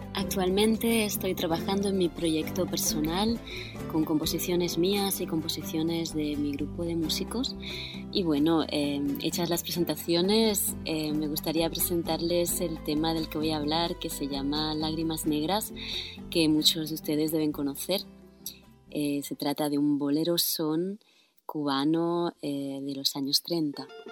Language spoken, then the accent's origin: Spanish; Barcelona, Catalonia, Spain; first language Spanish and Catalan; moved away as an adult; now in France; soy catalana, nacida en Barcelona donde viví hasta los 23 años y luego me, fui a Francia, donde estoy viviendo desde el 2005